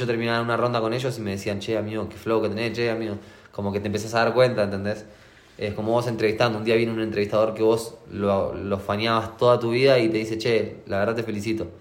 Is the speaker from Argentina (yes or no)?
yes; Argentina; Yo soy de Argentina